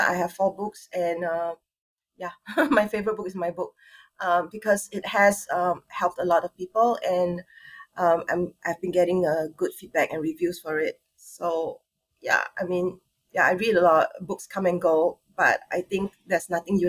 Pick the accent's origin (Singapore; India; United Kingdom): Singapore; I'm from Singapore. I'm born and bred Singaporean, Chinese.